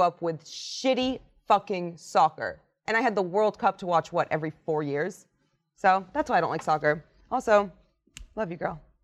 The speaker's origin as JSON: {"language": "English", "country": "United States", "tie": "born or raised there", "said": "So me growing up in America for the most part of my childhood and the most part of my life as a sports fan"}